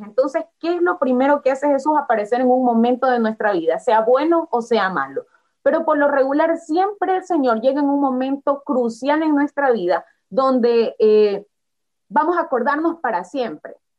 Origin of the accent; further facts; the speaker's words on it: Guayaquil, Guayas, Ecuador; soy de Ecuador guayaquileña, como decimos acá, más guayaquileña que el encebollado y el bolón